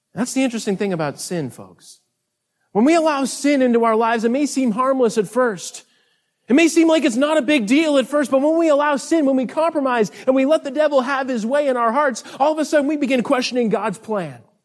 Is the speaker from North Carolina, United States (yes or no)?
yes; North Carolina, United States; we are from North Carolina, way, way on the other side of the continent here.